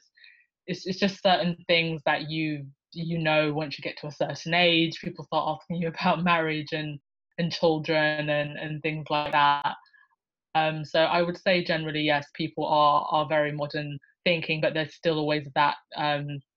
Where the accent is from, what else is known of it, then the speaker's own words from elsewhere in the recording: United Kingdom; also born or lived in Lusaka, Zambia; now in London, United Kingdom; I was born in Lusaka, Zambia. Zambia is in kind of southern central Africa. I moved to the United Kingdom when I was 2 years old